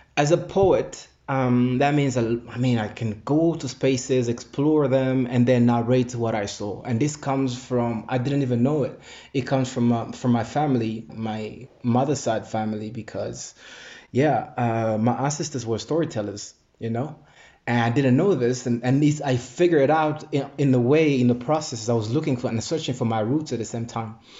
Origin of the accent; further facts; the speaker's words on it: Goma, North Kivu, DR Congo; moved away; also born or lived in Rwanda; I was born in Goma in 81